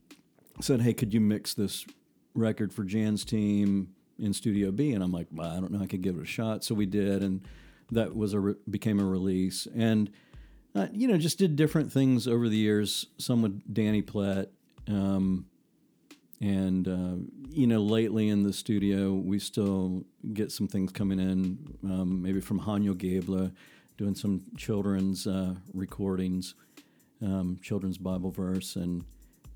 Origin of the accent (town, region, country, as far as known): South Carolina, United States; accent: South Carolina